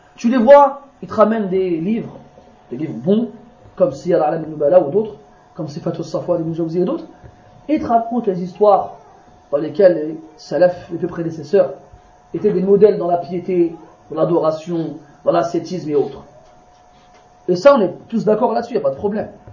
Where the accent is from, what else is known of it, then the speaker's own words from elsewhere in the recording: France; je suis né, moi, je suis né en France. Hein, je suis un Français